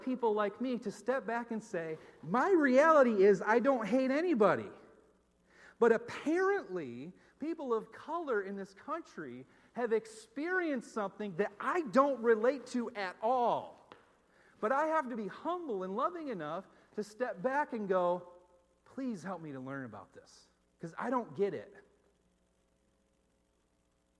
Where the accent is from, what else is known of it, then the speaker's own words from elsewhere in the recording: Northeast, United States; moved away; also born or lived in Minneapolis; as a white person growing up in the Northeast